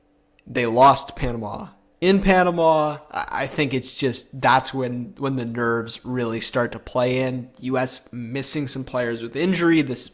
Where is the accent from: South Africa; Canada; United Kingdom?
Canada; as a Canadian